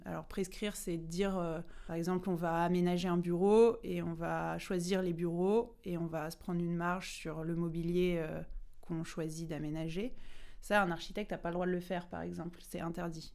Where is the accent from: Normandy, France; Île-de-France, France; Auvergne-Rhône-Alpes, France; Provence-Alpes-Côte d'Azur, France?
Normandy, France; Rouen; je viens de Rouen